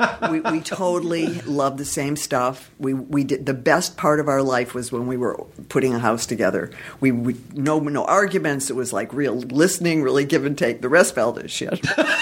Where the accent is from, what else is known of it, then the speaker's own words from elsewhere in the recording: Detroit, Michigan, United States; now in Los Angeles, United States; I'm from Detroit originally.